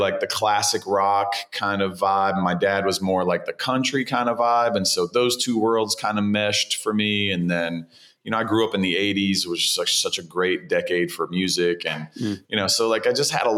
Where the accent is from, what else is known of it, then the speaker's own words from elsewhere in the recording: 45 minutes from Morehead State, Kentucky, United States; moved away as an adult; I decided I'm going to get out of my hometown. I'm going to go 45 minutes away to like the big university, which is such a small university, but like to me is a big university called Morehead State